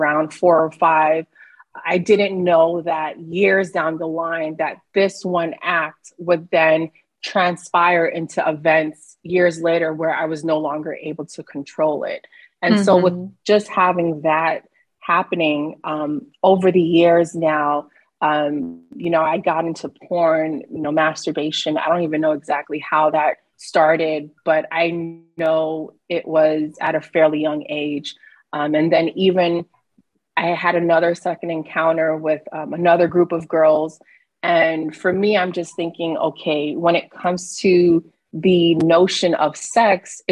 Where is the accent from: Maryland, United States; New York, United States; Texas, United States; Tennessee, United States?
New York, United States; New York City; now in Midwest, United States; I am from Brooklyn, New York, born and raised, and I'm currently in the Midwest